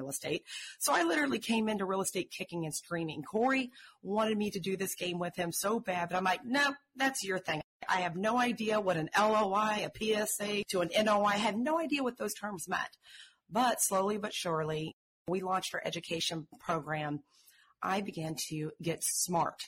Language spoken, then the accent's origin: English; Tulsa, Oklahoma, United States; I grew up in Tulsa, Oklahoma, so I'm from the heartland